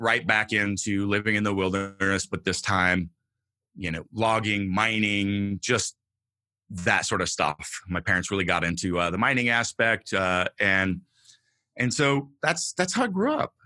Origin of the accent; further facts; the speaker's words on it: Northern California, United States; I grew up homeless in Northern California, in the mountains, in the wilderness